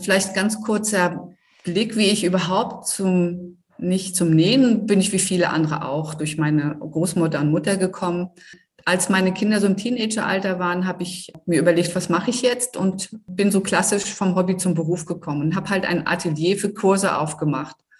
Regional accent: Rostock, Mecklenburg-Vorpommern, Germany; komme ich hier aus Rostock, also direkt aus Rostock

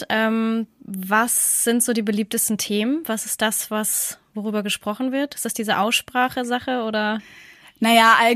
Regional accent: Mexico; now in Canada; Ich sehe das so, nee, ich sehe das so, bei uns in Mexiko ist das so und hier in Kanada ist das so.

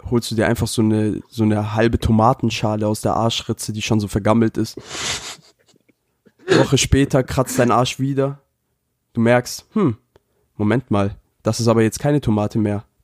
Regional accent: Japan; Das ist so, als, auch als würde ich mein Land verraten. Denn jeder weiß, ich bin Japaner.

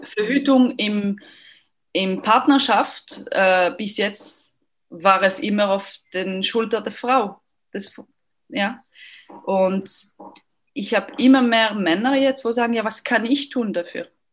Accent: Lausanne, Vaud, Switzerland; accent: French; German is a second language; moved away; Ich bin aus Lausanne ursprünglich, deswegen mein, mein französischer Akzent

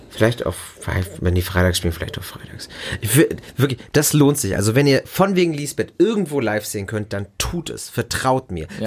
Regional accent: Germany; hier bei uns in Deutschland

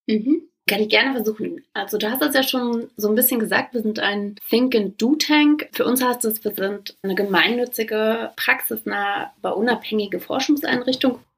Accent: Brandenburg, Germany; also born or lived in Boston; Ich komme aus Brandenburg

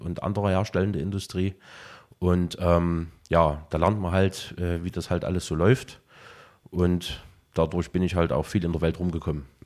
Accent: Saxony, Germany; also born or lived in Leipzig; 89 war ein sehr, sehr geburtenstarkes Jahr bei uns, äh, zumindest bei uns in, in, in Sachsen gewesen.

